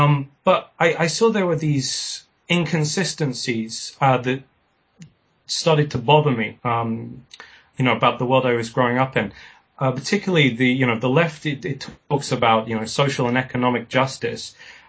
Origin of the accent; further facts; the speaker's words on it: South East England, United Kingdom; born there; also born or lived in Spain; I was born in West Sussex, which is on the south coast of England. My father was a Catalonian folk singer, and I spent the first few years of my life in Spain, and it's left me with a slight accent.